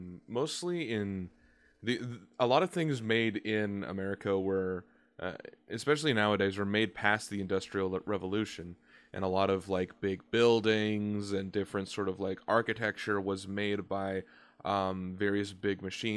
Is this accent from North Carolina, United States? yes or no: yes; North Carolina, United States; I'm from North Carolina, which is more into the south.